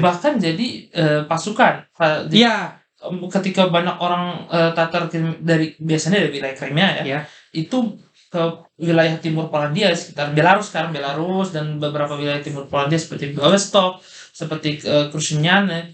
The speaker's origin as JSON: {"language": "Indonesian", "country": "Indonesia"}